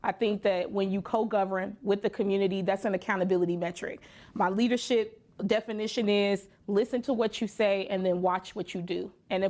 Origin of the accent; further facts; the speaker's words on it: Chicago, Illinois, United States; I'm a West Sider. And so, okay. I grew up in Moore Park.